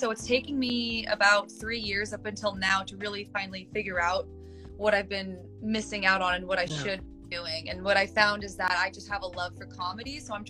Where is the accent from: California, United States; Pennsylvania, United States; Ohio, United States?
California, United States; now in Los Angeles, United States; I came from Northern California. I didn't know anyone in LA.